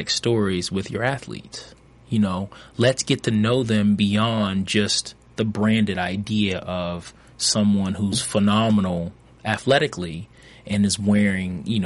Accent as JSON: {"language": "English", "town": "Baltimore", "region": "Maryland", "country": "United States", "tie": "born or raised there", "said": "my life growing up in Baltimore"}